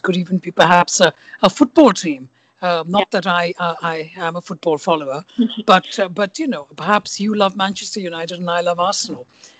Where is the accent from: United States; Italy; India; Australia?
India; now in London, United Kingdom; So they say, where are you from? And I have lived in London for 30 years, but instinctively my answer is always India.